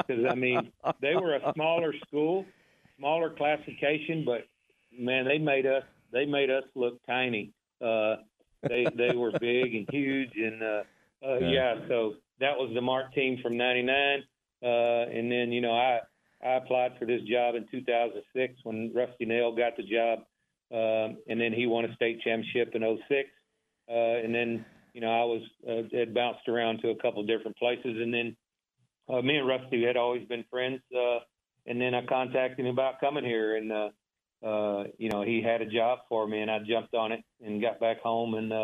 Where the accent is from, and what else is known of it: Waco, Texas, United States; born or raised there